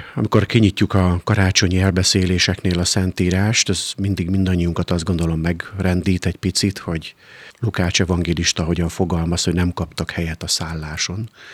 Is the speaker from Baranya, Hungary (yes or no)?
yes; Pécs, Baranya, Hungary; moved away; hiszen én is vidéki vagyok, nálunk Pécsett gyakoriak voltak ebben az időszakban